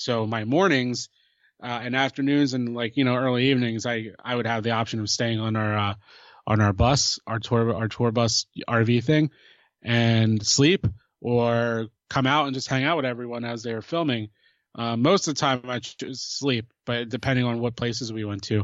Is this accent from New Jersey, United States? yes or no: yes; New Jersey, United States; I'm from New Jersey